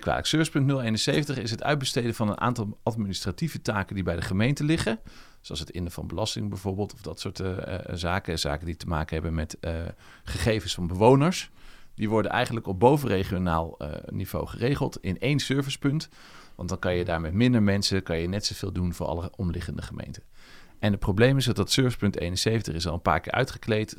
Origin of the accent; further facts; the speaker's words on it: Netherlands; now in Leiden, Netherlands; ik kom uit Zutphen, Zwolle en toen ben ik hier blijven plakken